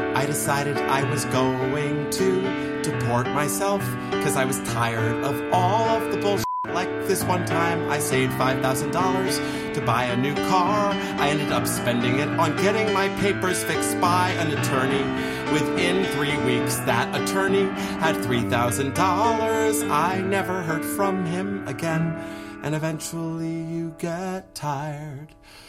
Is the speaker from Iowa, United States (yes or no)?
no; Dallas, Texas, United States; also born or lived in Mexico; born in Mexico, raised in the United States, undocumented. I grew up in South Oak Cliff, which is the poor part of Dallas.